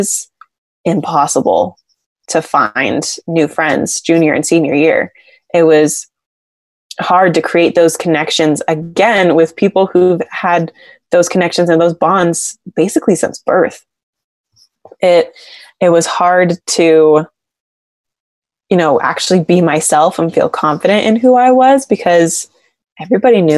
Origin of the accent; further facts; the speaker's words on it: Exeter, California, United States; moved away as an adult; now in Rexburg, United States; Well, actually Exeter, California